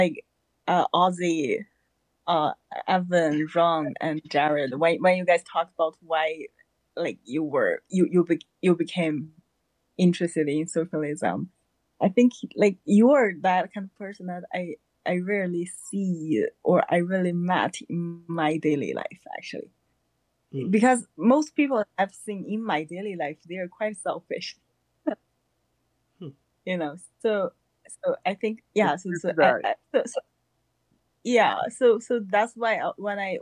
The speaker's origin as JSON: {"language": "English", "country": "China", "moved": "as an adult", "lives_now": "Georgia, United States", "said": "I'm now in Georgia, and I come from China. So I came to the U.S. in 2016 for graduate schools"}